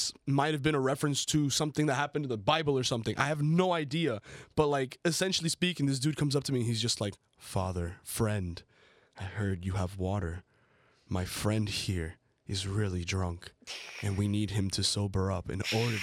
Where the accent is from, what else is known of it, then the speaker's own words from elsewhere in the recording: Colombia; also born or lived in United States; I grew up part of my life in the United States. Obviously, then I grew up in Colombia